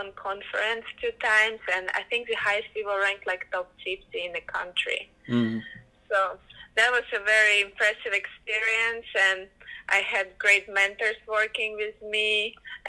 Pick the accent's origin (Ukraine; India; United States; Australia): Ukraine; moved away; I'm originally coming from Ukraine